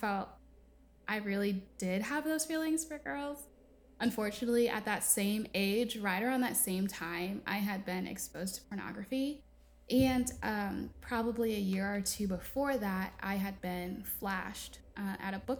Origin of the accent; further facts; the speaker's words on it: Connecticut, United States; now in the South, United States; I'm from the East Coast. I was raised in Connecticut, in a really little town